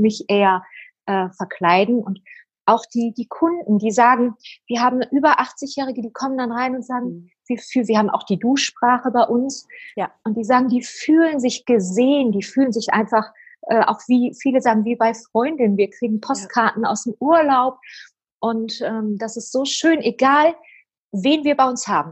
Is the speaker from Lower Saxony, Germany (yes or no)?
no; Oberhausen, North Rhine-Westphalia, Germany; ich bin ein Ruhrpottkind. ich bin in Oberhausen geboren